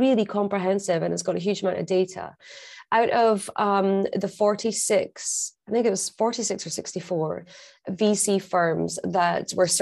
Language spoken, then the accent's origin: English; Scotland, United Kingdom; I'm Scottish